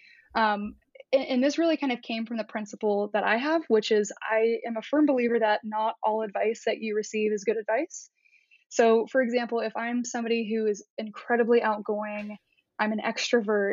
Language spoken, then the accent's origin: English; Columbus, Ohio, United States; moved away; also born or lived in Nashville; I grew up in Columbus, Ohio, in more of a, I would call it a blue collar upbringing